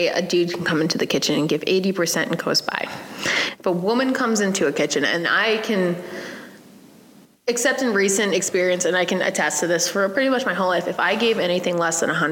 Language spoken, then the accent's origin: English; Quincy, Massachusetts, United States; moved away as an adult; also born or lived in Worcester; now in Sterling, United States; I'm from Quincy